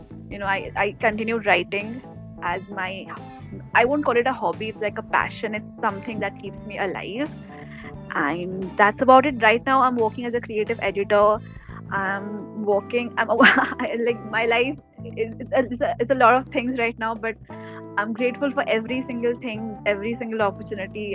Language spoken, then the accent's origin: English; Kolkata, West Bengal, India; I'm from Kolkata